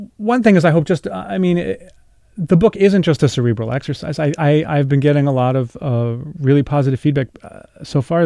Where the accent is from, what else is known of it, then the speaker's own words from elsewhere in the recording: New York City, New York, United States; I grew up about five miles from there.